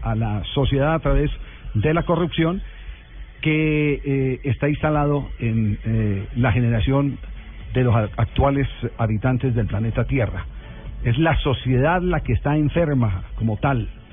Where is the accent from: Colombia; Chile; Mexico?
Colombia; Manizales, Caldas; yo soy de Manizales